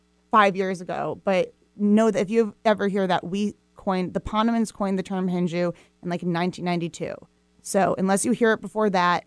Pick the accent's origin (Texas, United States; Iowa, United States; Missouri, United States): Iowa, United States; Fairfield; I was born in Fairfield, Iowa, which is this small town in southeast Iowa that the Maharishi, the Maharishi people, the TMers, kind of inhabited in this late 70s.